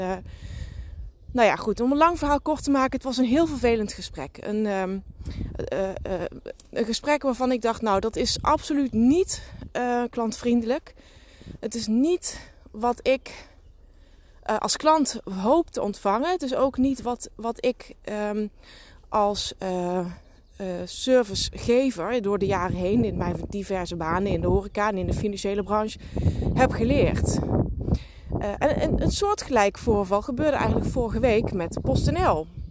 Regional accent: Limburg, Netherlands; accent: Limburg; zoals je kunt horen aan mijn accent, woon ik, kom ik uit Limburg

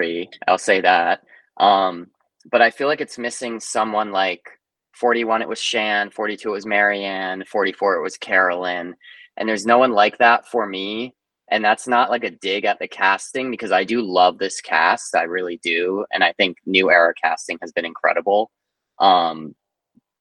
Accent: Bucks County, Pennsylvania, United States; now in Brooklyn, United States; I am home in Pennsylvania right now, at my childhood home

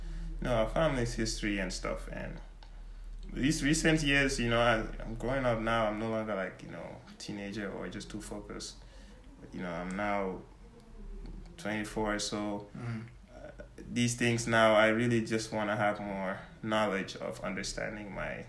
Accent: Gambia; not only for me to say I'm from Gambia, I'm here from Gambia, but if someone really asks me, oh, what are you like? And I say, oh, yeah, my dad's Jola, my mom's Wolof cereal, you know

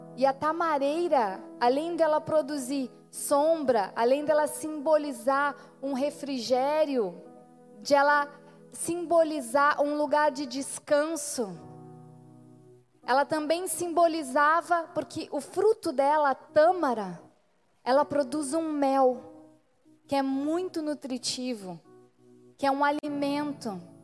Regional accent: Rio Grande do Sul, Brazil; nosso povo aqui, que é um povo de fronteira

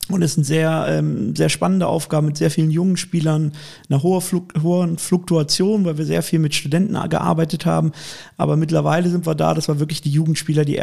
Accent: Cologne, North Rhine-Westphalia, Germany; Und als Kölner hat man den sowieso. der erste FC Köln ist ja das Aushängeschild der Stadt

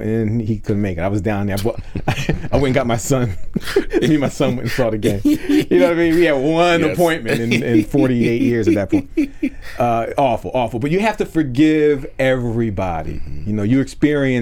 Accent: Philadelphia, Pennsylvania, United States; I was born in West Philly

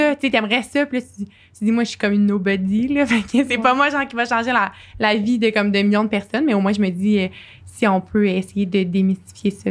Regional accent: Sherbrooke, Quebec, Canada; je suis euh, Sherbrookeoise euh, d'origine. Euh, oui, c'est ça. J'ai, euh, je suis euh, née à Sherbrooke

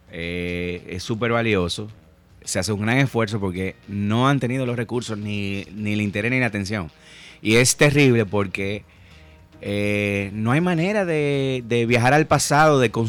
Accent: Dominican Republic; nosotros somos así, los dominicanos

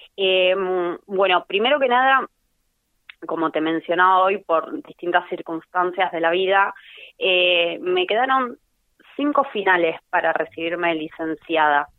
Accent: Necochea, Buenos Aires Province, Argentina; also born or lived in Tandil; yo nací acá en Necochea, estuve hasta el 2011 viviendo acá en Necochea, que me fui a Tandil, después volví 2015

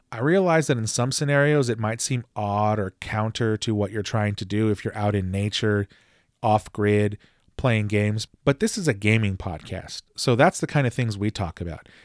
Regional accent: Texas, United States; my home state of Texas

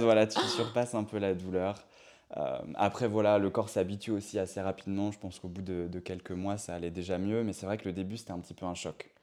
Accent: Bazouges-la-Pérouse, Brittany, France; moved away as an adult; also born or lived in Rennes; je viens de Bretagne. Je suis né à Rennes, mais je viens d'un petit village, d'une petite ville qui s'appelle Bazouge-la-Pérouse.

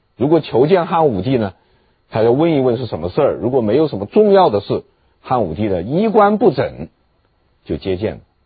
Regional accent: China; 我们中国人

